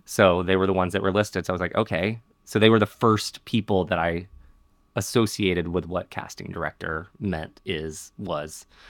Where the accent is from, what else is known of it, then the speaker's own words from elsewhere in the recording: Montgomery, Alabama, United States; I grew up in Montgomery, Alabama